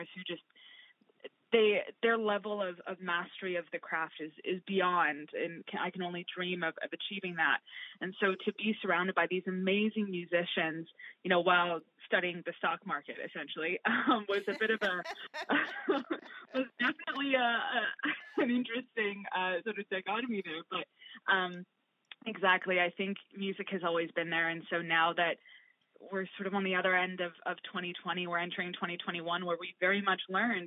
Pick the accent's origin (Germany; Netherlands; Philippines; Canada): Canada; West Vancouver, British Columbia; moved away; also born or lived in Chicago; my time growing up in West